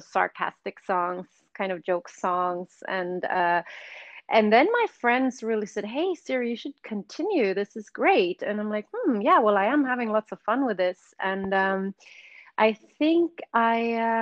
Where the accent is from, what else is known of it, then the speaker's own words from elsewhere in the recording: Sweden; English is a second language; moved away as an adult; also born or lived in London; I grew up in Sweden